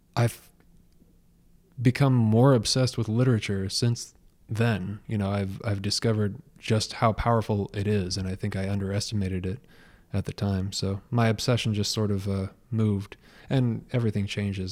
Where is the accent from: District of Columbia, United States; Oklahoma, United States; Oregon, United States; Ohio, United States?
Oregon, United States; Portland; also born or lived in Los Angeles / St. Petersburg, Florida; now in Detroit, United States; I'm originally from the Pacific Northwest in the Portland, Oregon area